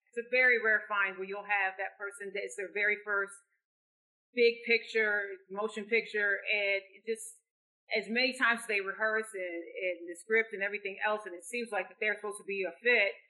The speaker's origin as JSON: {"language": "English", "town": "Lansing", "region": "Michigan", "country": "United States", "tie": "born or raised there", "said": "in my hometown of Lansing"}